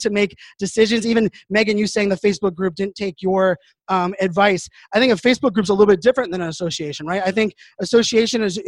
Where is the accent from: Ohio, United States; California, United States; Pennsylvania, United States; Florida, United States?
Pennsylvania, United States; Pittsburgh; I grew up in Pittsburgh, Pennsylvania